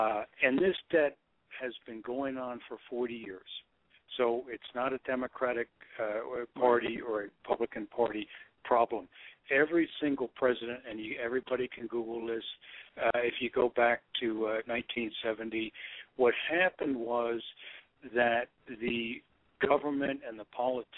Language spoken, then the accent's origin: English; Connecticut, United States; also born or lived in New York City / New Jersey / New York; I was born in New York City back in 1943 and moved out of the city probably in about 49, my family obviously, to Connecticut. And I grew up in the Northeast, New Jersey, Connecticut, and New York.